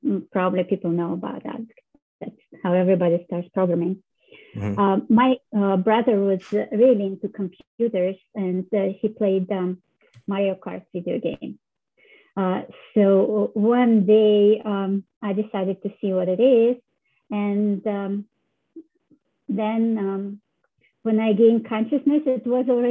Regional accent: Russia; moved away; I was born in Russia

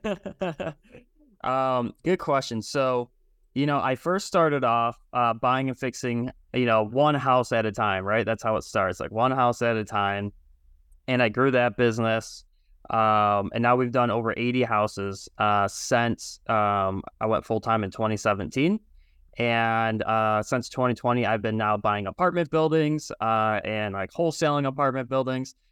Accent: Michigan, United States; I'm from Michigan

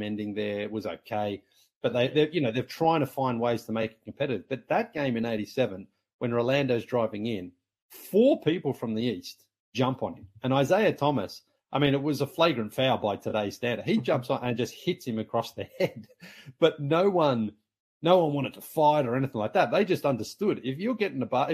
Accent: Sunbury, Victoria, Australia; moved away as an adult; also born or lived in Toronto; basketball in my hometown. And then even our local team, the Sunbury Jets

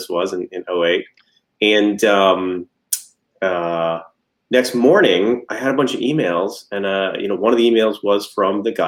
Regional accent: Atlanta, Georgia, United States; we're from Atlanta

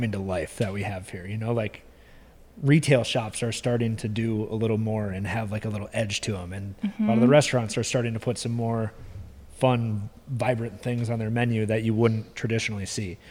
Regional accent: Brainerd lakes area, Minnesota, United States; growing up here

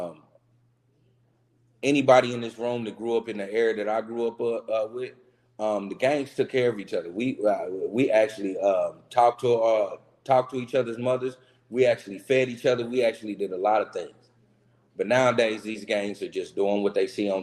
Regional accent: Kansas City, Missouri, United States; also born or lived in Tulsa, Oklahoma; I was born and raised in Kansas City, but I also lived a couple of years of my life in Tulsa

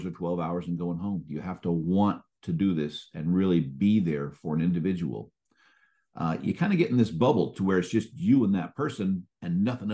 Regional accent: Marin County, California, United States; I grew up in Marin County, and Marin County connects to San Francisco via the Golden Gate Bridge

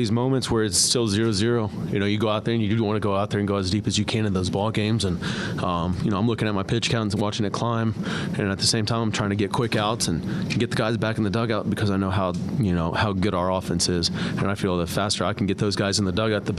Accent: Houston, Texas, United States; I'm from the Houston area, and I grew up an Astros fan.

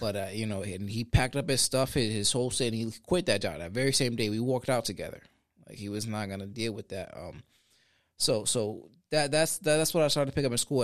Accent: Sanford, United States; also born or lived in Puerto Rico; I grew up on Conn Ave, Connecticut Avenue here on the west side of Sanford

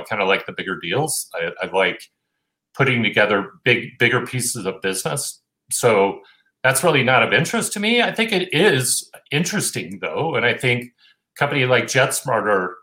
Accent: Montana, United States; I grew up in Montana

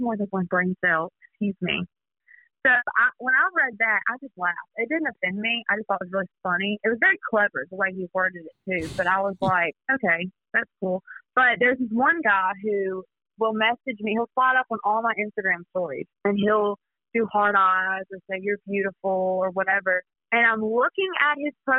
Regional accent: South Mississippi, United States; I'm from South Mississippi, so we get everything. It's crazy here.

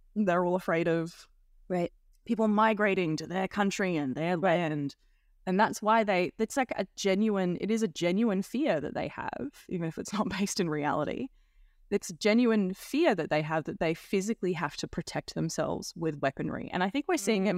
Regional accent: Australia

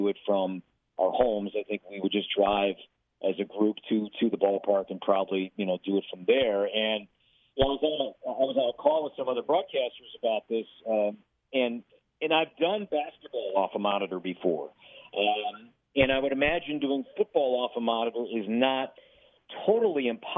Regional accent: Chicago, Illinois, United States; also born or lived in Minneapolis West Metro, Minnesota; now in Minneapolis, United States; I'm from Chicago.

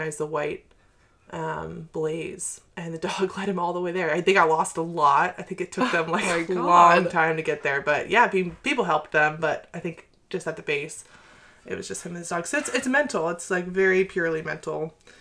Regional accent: Maine, United States; also born or lived in Asheville, North Carolina; we're from Maine too

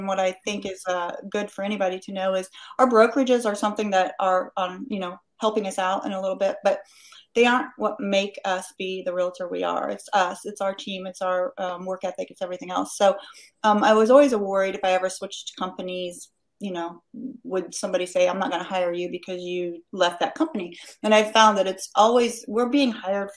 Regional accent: Indianapolis, Indiana, United States; moved away; also born or lived in Carmel, Indiana; I'm from the Indianapolis area

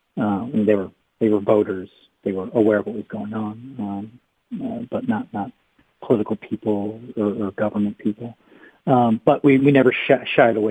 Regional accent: Andover, Massachusetts, United States; now in Ohio, United States; I grew up in a small town about 20 minutes north of Boston, Andover, Massachusetts

